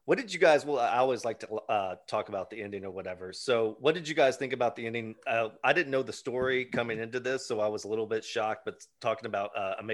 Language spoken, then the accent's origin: English; Alabama, United States; we grew up in Alabama.